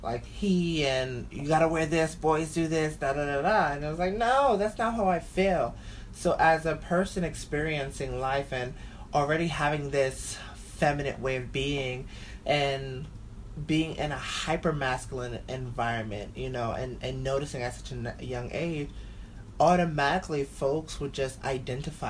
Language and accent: English; New York City, New York, United States; growing up in Bushwick